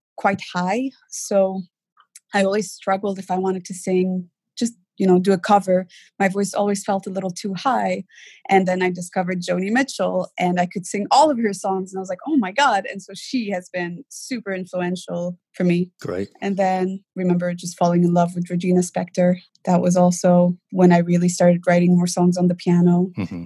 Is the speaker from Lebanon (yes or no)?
yes; Lebanon; moved away; I did grow up in Lebanon